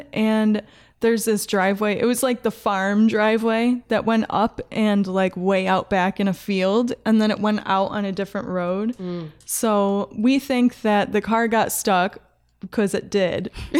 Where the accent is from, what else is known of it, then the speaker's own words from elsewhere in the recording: New York, United States; I'm from New York. Upstate, so it sounds like Canada or Minnesota, any of the Midwest.